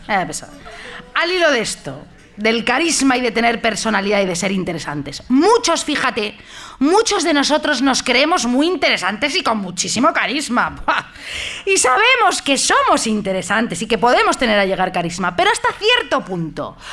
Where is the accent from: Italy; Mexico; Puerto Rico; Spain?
Spain; Madrid, Community of Madrid; soy de Madrid yo